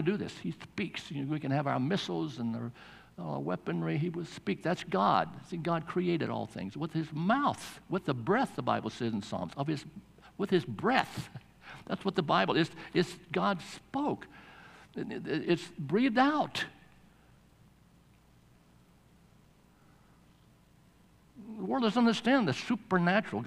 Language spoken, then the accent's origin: English; Estelle, North Carolina, United States; I was born in Estelle, North Carolina